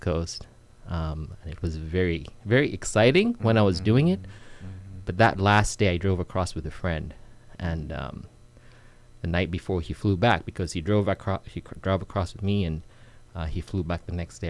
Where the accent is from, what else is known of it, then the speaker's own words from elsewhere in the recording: Uganda; moved away as an adult; now in United States; I'm originally from Uganda. Mm-hmm. I moved to the states when I was um, about 20 years old